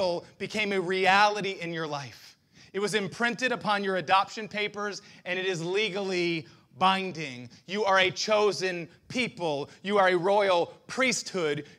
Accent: United States; I'm proud to be an American

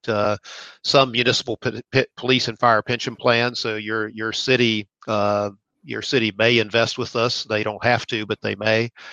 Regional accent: Cross Lanes, West Virginia, United States; also born or lived in Nitro, West Virginia; I'm just a guy from West Virginia. I grew up in Nitro or I mean, cross lanes, but went to school, high school at Nitro, West Virginia

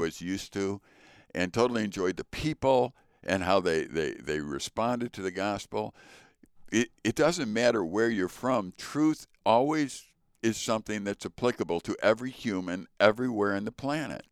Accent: Chicago, Illinois, United States; moved away; also born or lived in northern Wisconsin; I grew up in Chicago in a Polish neighborhood

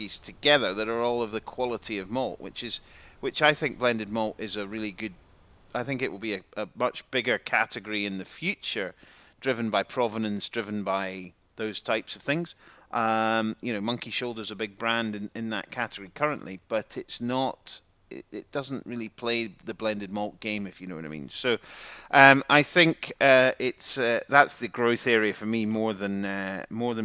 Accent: Helensburgh, Scotland, United Kingdom; not far from where I'm from Helensburgh.

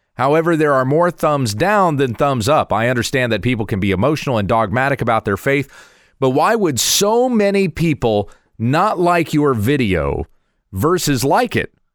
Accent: United States; I'm a proud American citizen

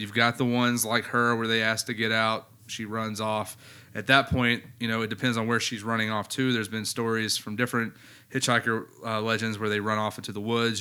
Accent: United States; I'm American

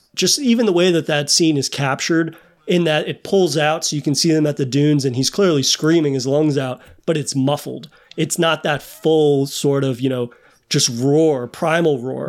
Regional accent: United States; me as an American

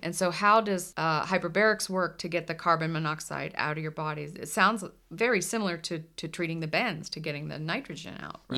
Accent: the Northeast, Mid-Atlantic, United States; moved away; I'm from the Mid-Atlantic, the Northeast

